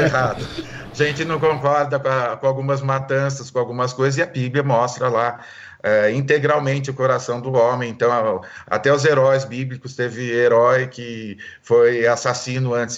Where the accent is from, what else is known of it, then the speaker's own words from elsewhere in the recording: Marília, São Paulo, Brazil; eu sou de Marília